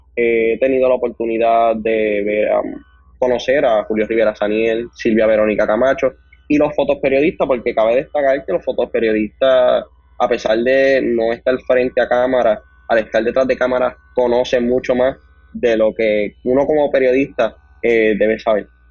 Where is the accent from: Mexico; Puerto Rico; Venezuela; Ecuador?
Puerto Rico; Ponce; actualmente tengo 19 años y soy del pueblo de Ponce